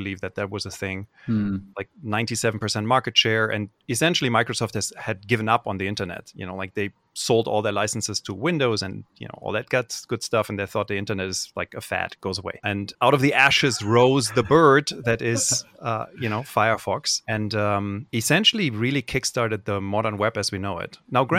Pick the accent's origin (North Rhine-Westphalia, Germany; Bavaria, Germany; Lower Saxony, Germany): North Rhine-Westphalia, Germany; Cologne; The first time this happened to me was when I was in college, and I grew up in Cologne, Germany.